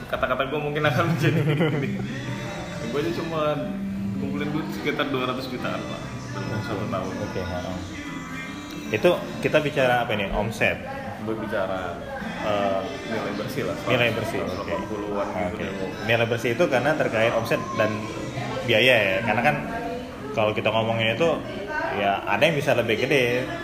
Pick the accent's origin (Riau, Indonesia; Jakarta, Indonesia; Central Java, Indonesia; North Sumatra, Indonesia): North Sumatra, Indonesia; kopi bahkan daerah gua dulu pak yang di Sumatera Utara itu juga lagi tren pak zaman dulu ya kan?